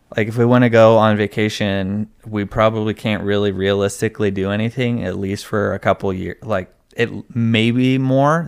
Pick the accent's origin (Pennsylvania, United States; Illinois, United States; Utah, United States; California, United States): California, United States; also born or lived in Arizona; I was born in Arizona and then we moved to California.